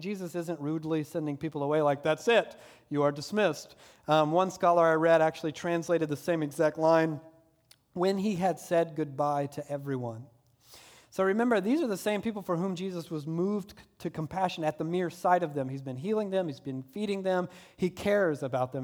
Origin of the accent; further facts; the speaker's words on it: the South, United States; I'm from the South, so we had Disney World